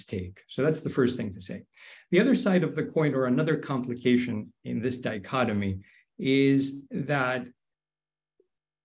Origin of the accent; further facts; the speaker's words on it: Greece; moved away; my home country of Greece